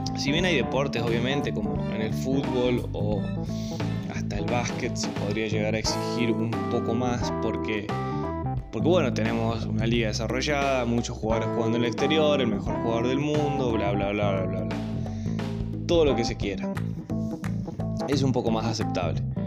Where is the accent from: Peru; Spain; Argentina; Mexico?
Argentina; que aplicamos como argentinos